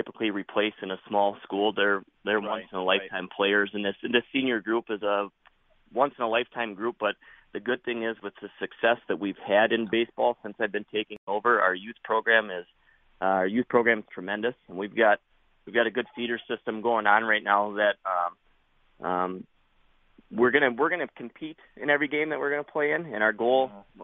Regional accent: Prairie Farm, Wisconsin, United States; I grew up in Prairie Farm, which is half the size of Boyceville.

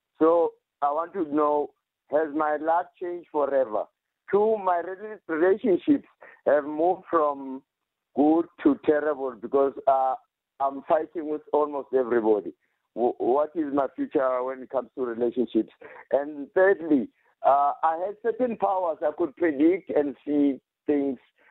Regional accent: Soweto, Gauteng, South Africa; I'm from Pimville, Soweto

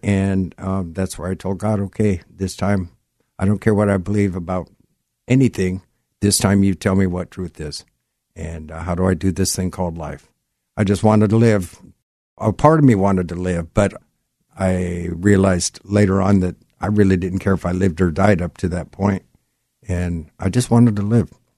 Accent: Gig Harbor, Washington, United States; I grew up in Gig Harbor

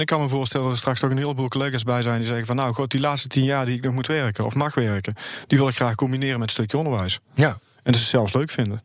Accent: Goirle, North Brabant, Netherlands; ik kom uit Goorlen, dat is tussen Tilburg en de Belgische grens

